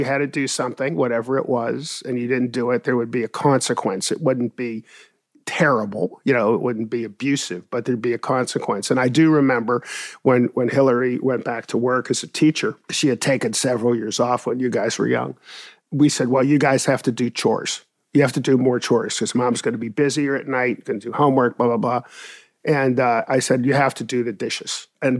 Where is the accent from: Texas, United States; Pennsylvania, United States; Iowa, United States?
Pennsylvania, United States; Pittsburgh; Well, I grew up in East Liberty on Heberton Street, right, 3 houses away from Dilworth School. I went to Peabody High School, which is now called the Obama Academy.